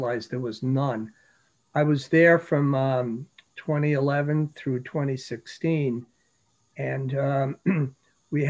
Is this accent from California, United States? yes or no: no; New York City, New York, United States; moved away; I grew up in New York City, so I knew about poor neighborhoods